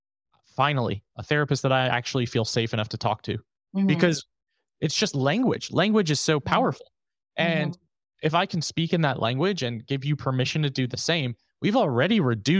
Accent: New York, United States; I'm from New York.

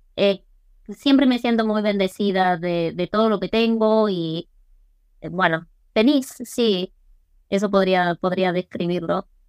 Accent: Mar del Plata, Buenos Aires Province, Argentina; accent: Argentine; first language English; Spanish is a second language; moved away as an adult; also born or lived in Cape Town, South Africa; now in South Africa; yo hablaba fluido y me quedó el acento argentino

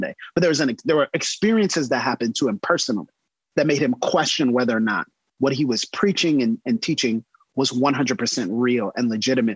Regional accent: the South, United States; a Southern pastor's kid

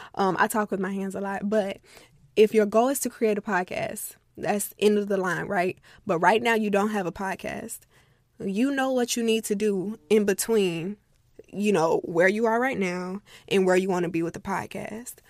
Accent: Florida, United States; I'm from Florida

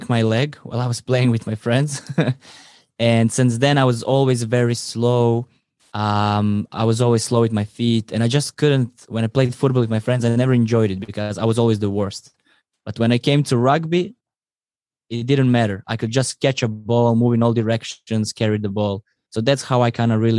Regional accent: Croatia; now in France; I come from Croatia, and Croatia is beautiful

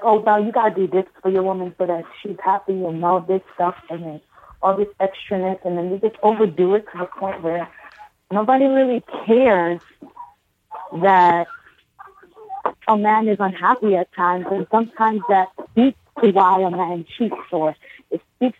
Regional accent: Brooklyn, New York, United States; oh, yeah. Brooklyn.

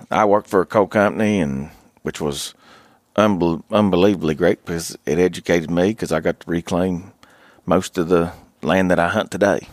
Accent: Logan County, Southern West Virginia, United States; I grew up in Southern West Virginia. Uh, I grew up in one of the only, uh, one of four bow hunting only counties. uh, in Logan County.

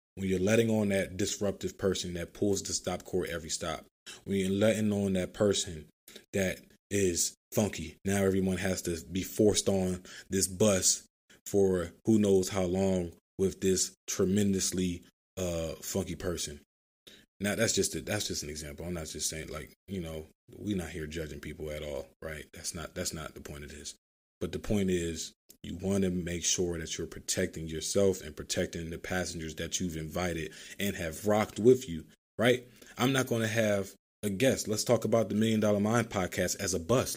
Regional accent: Philadelphia, Pennsylvania, United States; growing up in Philadelphia, riding public transportation all the time

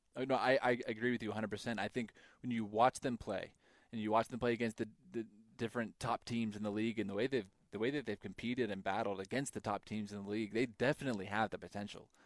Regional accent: Idaho, United States; I grew up in Idaho

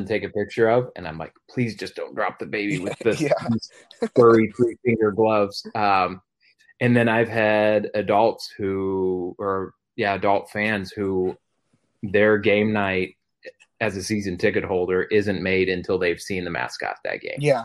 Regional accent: Missouri, United States; the town I grew up in Missouri

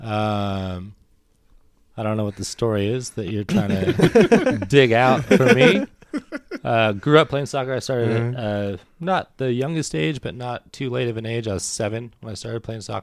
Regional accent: Reno, Nevada, United States; moved away as an adult; also born or lived in Portland, Oregon / Australia / New Zealand; Born and raised Reno, Nevada. 2008 to 10. Moved to Portland, Oregon.

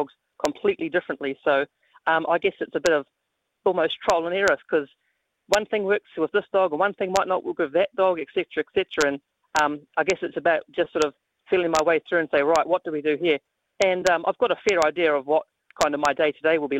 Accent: New Zealand; moved away as an adult; I'm a Kiwi boy

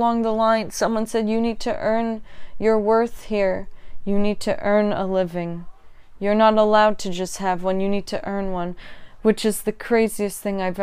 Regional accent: United States; growing up in America

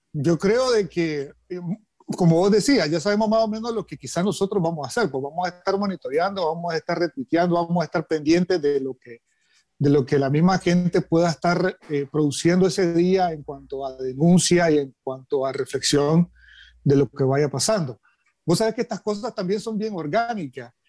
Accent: Nicaragua; como nicaragüenses

